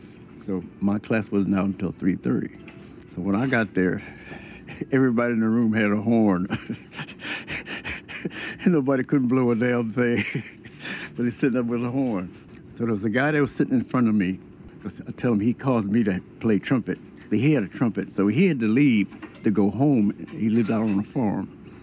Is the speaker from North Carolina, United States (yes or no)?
no; Huntsville, Texas, United States; born in October 18th, 1926. In Huntsville, Texas.